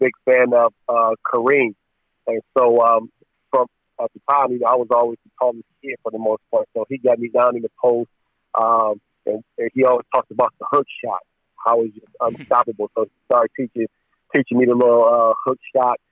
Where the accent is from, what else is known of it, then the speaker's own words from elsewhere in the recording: Cleveland, Ohio, United States; growing up in Cleveland, my project